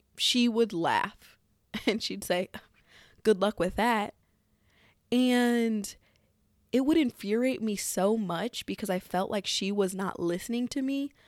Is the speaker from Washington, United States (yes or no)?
no; Missouri, United States; my home state of good old Missouri